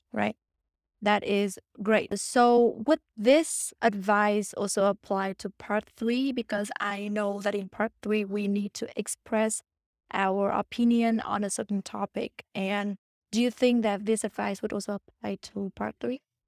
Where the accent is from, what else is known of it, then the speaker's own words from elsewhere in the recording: Vietnam; English is a second language; moved away; I'm from Vietnam